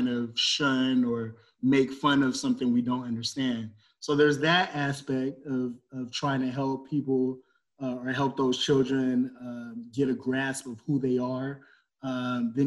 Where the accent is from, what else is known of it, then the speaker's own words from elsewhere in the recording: Los Angeles, California, United States; moved away as an adult; now in Central Valley, California, United States; I grew up in Los Angeles